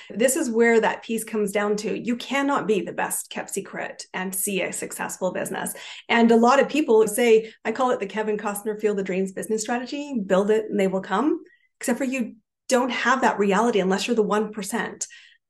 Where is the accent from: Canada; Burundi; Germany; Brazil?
Canada; I am a Canadian, and I actually have an interesting story because I've lived in 5 countries, 30 cities, some more than once.